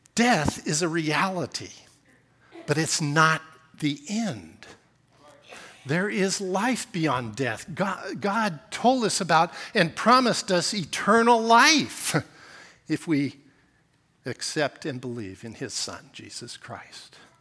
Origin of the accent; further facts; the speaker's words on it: Portland, Oregon, United States; also born or lived in Whiskey Hill, Oregon / Alaska; I grew up in Portland